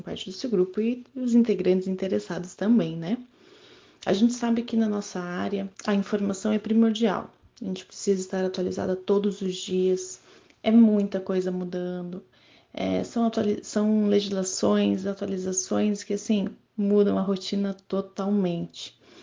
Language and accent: Portuguese; Curitiba, Paraná, Brazil; sou de Curitiba, Paraná